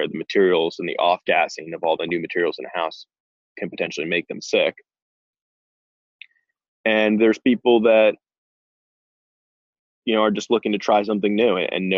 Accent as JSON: {"language": "English", "town": "Short Hills", "region": "New Jersey", "country": "United States", "tie": "born or raised there", "also_born_or_lived": "Morristown, New Jersey", "moved": "as an adult", "lives_now": "Idaho, United States"}